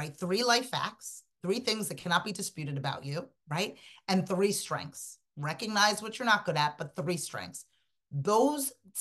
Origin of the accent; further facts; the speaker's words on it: Sierra Leone; moved away; I'm an immigrant. I'm from Sierra Leone, West Africa.